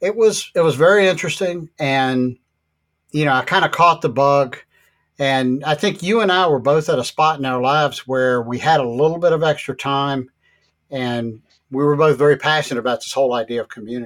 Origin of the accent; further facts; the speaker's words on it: Richmond, Virginia, United States; moved away as an adult; also born or lived in Jacksonville, Florida; I was born in Richmond, but I had lived in Jacksonville, Florida for the previous 3.5 years.